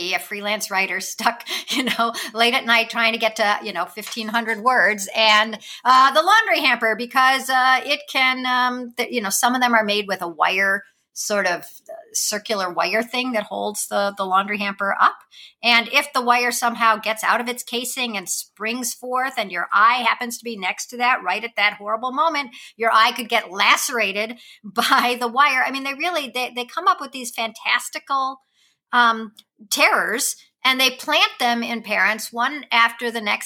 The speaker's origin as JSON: {"language": "English", "town": "Wilmette", "region": "Illinois", "country": "United States", "tie": "born or raised there", "said": "I grew up in the suburbs of Chicago"}